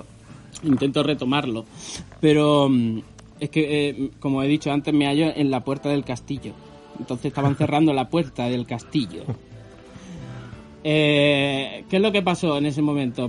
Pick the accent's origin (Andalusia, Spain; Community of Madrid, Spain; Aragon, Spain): Andalusia, Spain; Carcabuey; moved away; me hallo en Carcabuey, mi pueblo, el pueblo que me vio nacer